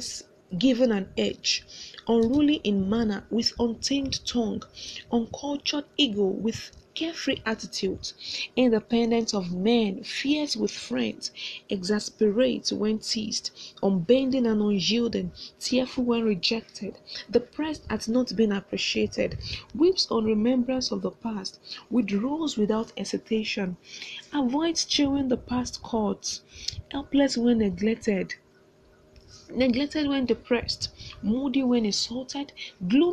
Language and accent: English; Nigeria; I'm a contestant from Nigeria